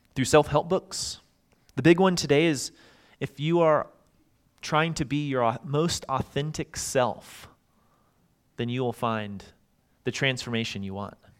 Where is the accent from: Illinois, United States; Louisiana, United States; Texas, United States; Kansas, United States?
Texas, United States; Dallas; I grew up in Dallas